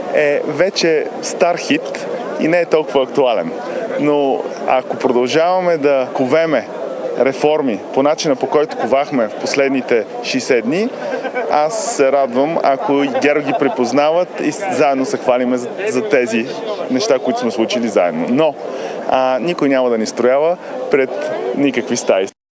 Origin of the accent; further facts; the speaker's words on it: Varna, Varna Province, Bulgaria; now in Sofia, Bulgaria; по постоянен адрес във Варна